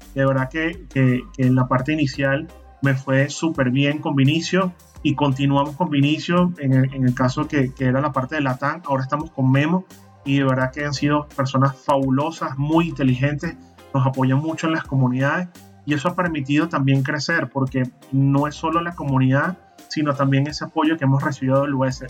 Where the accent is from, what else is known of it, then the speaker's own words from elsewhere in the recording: Maracay, Aragua, Venezuela; moved away as an adult; now in Panama; mi ciudad natal, en Maracay, en el estado de Aragua, fundamos el grupo de usuarios de Linux de Maracay.